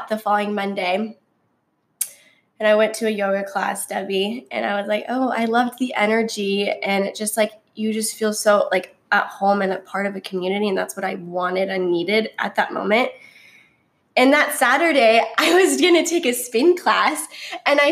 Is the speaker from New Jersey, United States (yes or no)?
no; Gilbert, Arizona, United States; I was born and raised in Gilbert, Arizona.